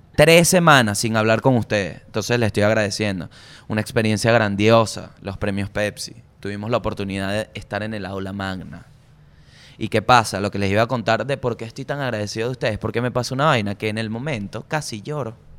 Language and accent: Spanish; Venezuela